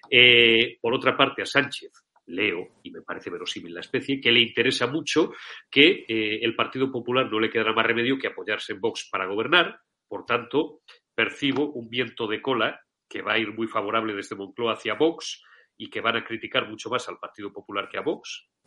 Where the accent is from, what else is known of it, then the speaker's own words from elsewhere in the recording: Zamora, Castile and León, Spain; me considero un castellano leonés pata negra, porque los zamoranos somos como los de Bilbao, podemos nacer donde nos salga de, donde nos dé la gana.